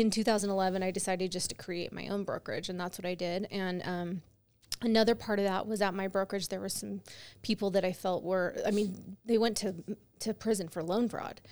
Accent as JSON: {"language": "English", "region": "California", "country": "United States", "tie": "born or raised there", "moved": "yes", "said": "I grew up in California"}